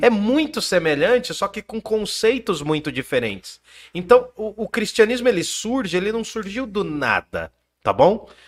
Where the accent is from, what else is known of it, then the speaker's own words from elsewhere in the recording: Brazil; nós somos brasileiros, falamos português